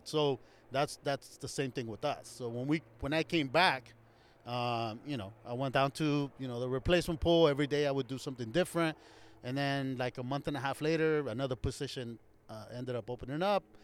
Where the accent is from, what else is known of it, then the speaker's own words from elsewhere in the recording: Anaheim, California, United States; also born or lived in Santa Ana, California; I grew up here. I, I am from Orange County